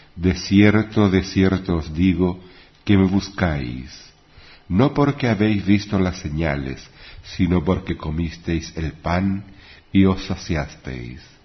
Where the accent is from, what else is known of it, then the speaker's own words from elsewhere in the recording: Chile; en mi país